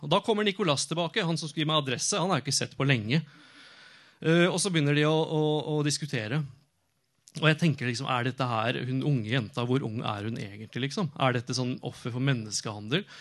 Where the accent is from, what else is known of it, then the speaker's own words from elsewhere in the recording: Norway; also born or lived in Oslo; Jeg kom fra Norge